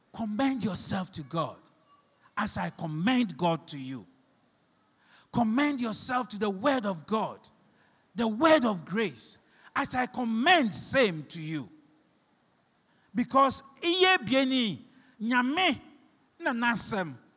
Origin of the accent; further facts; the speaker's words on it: Shama, Western Region, Ghana; you don't know where I came from. I'm from Shama.